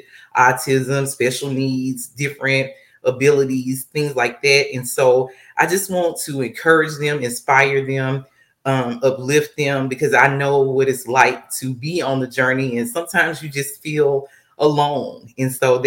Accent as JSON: {"language": "English", "town": "Monroe", "region": "Louisiana", "country": "United States", "moved": "yes", "lives_now": "Texas, United States", "said": "I am originally from Monroe, Louisiana"}